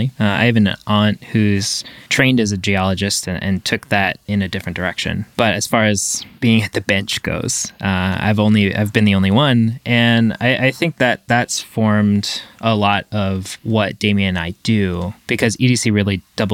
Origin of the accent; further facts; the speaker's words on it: Canada; moved away as an adult; now in Los Angeles, United States; I'm French Canadian, so there was a huge asset, you know, to me was just being able to speak French